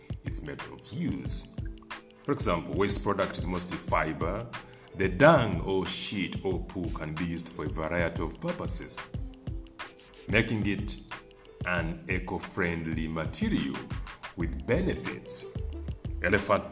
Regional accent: Uganda; I come from Africa, I come from Uganda

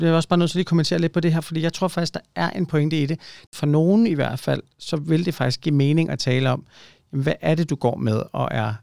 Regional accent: Ølstykke, Capital Region of Denmark, Denmark; Jeg er vokset op i Ølstykke

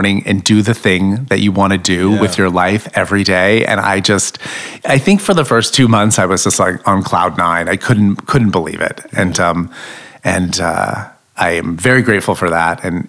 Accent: Florida, United States; now in New York, United States; I grew up trailer trash in Florida

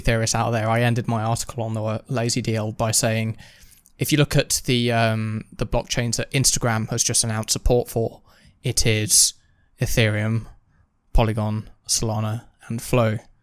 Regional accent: United Kingdom; being British

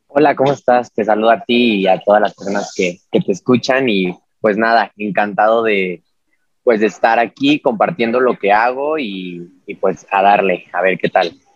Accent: Mexico; also born or lived in Mexico City

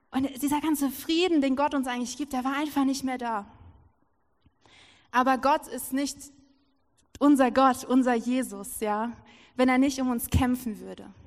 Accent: Lower Saxony, Germany; Und so saß ich da in meiner Heimat, in der Nähe von Hannover ist das, und ich saß da so, war so übelst verzweifelt.

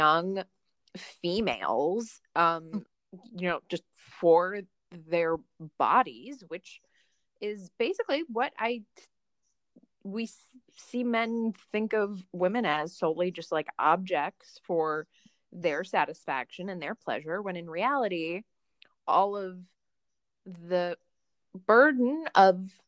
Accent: Northwest Indiana, United States; I grew up in Northwest Indiana, suburbs of Chicago

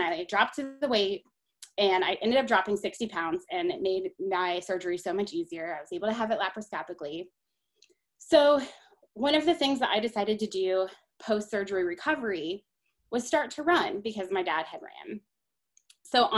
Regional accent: Columbus, Ohio, United States; I am from Columbus, Ohio. I've lived here almost my entire life, with the exception of 9 months that I was in photography school in Massachusetts

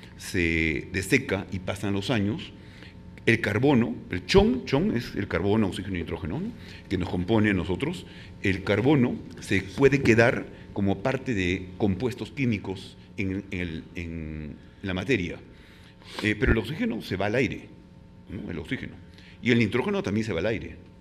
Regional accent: Peru; en mi país

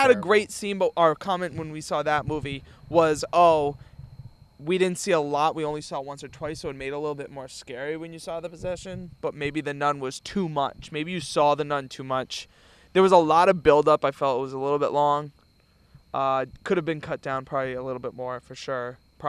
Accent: Canada; know, I'm French Canadian.

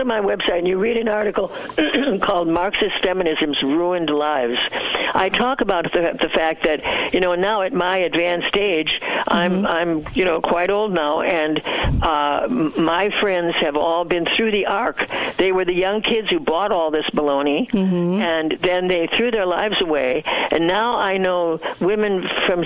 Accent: United States; moved away as an adult; also born or lived in Southeast Asia; I was so proud of being an American

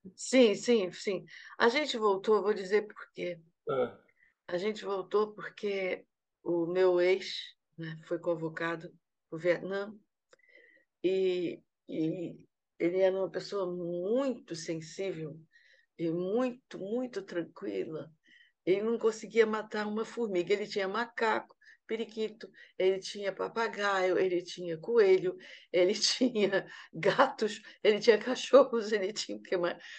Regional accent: Amazon, Brazil; now in Rio de Janeiro, Brazil; como eu sou da Amazônia

